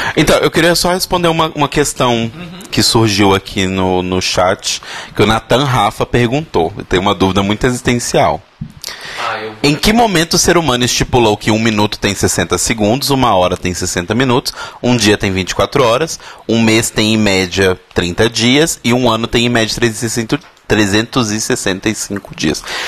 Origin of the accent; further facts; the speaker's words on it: Belo Horizonte, Minas Gerais, Brazil; now in São Paulo, Brazil; sou de BH, caso você não tenha reparado meu sotaque